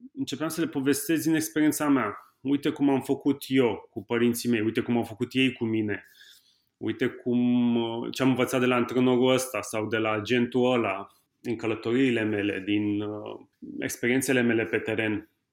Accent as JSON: {"language": "Romanian", "town": "Constanța", "region": "Constanța County", "country": "Romania", "tie": "born or raised there", "also_born_or_lived": "Brașov", "said": "am crescut între Constanța și Brașov. Noi locuind în Constanța, având bunici în Brașov"}